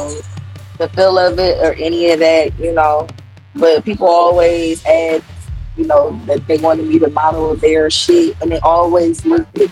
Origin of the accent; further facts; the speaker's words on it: Detroit, Michigan, United States; I'm from Detroit, Michigan. Represent, right. Born and raised.